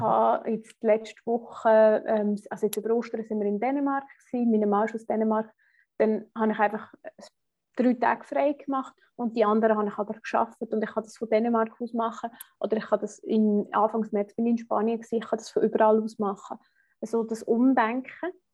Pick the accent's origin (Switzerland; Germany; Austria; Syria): Switzerland; accent: Swiss German; first language Swiss German; German is a second language; für uns Schweizer ist halt einfach wirklich, Schweizerdeutsch ist unsere erste Sprache